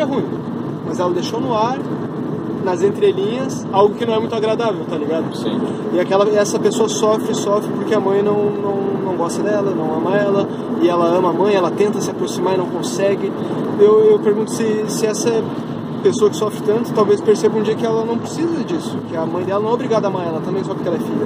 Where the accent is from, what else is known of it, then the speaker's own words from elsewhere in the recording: Lages, Santa Catarina, Brazil; eu sou de Lages, por exemplo. E lá na minha cidade é muito forte